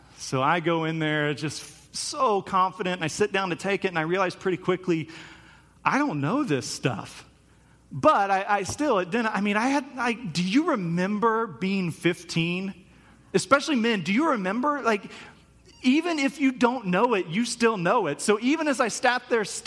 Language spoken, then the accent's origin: English; Topeka, Kansas, United States; I grew up in Topeka, Kansas